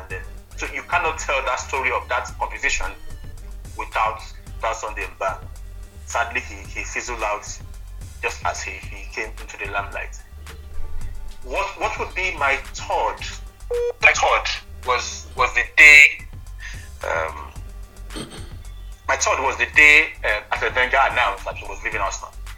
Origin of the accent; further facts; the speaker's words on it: Nigeria; as a Nigerian